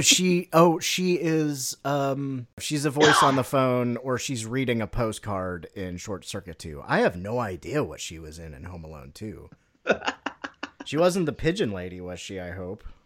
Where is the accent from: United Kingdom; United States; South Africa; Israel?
United States; my American is showing